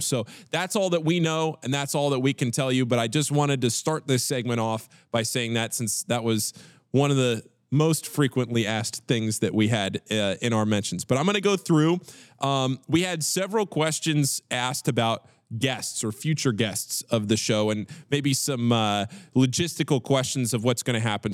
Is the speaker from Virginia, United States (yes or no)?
yes; Northern Virginia, United States; now in Cincinnati, United States; I'm born and raised in Northern Virginia, about fifteen miles outside of D C.